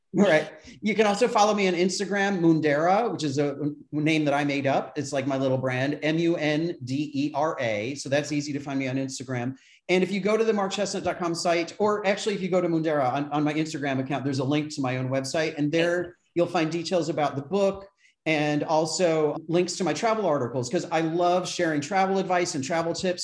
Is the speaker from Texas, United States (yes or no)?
no; Brockport, New York, United States; moved away; my hometown in in Western New York State in Brockport